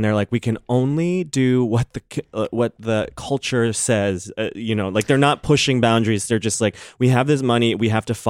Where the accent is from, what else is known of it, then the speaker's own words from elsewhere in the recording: Chicago, Illinois, United States; moved away; I grew up right outside Chicago in the suburbs, along with … by the way.